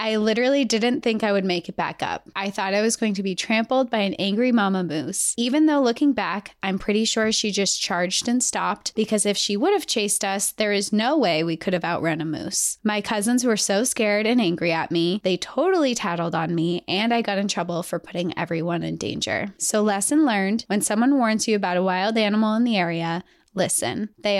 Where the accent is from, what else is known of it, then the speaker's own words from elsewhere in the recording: Montana, United States; now in Texas, United States; I was born and raised in Montana, so I have a soft spot for the outdoors. I live in Texas now, but I miss the mountains so much.